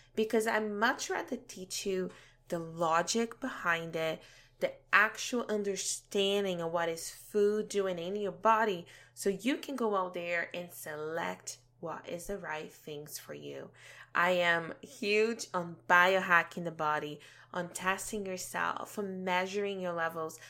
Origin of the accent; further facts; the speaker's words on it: Brazil; moved away as an adult; now in Canada; had a pretty good childhood growing up back home in Brazil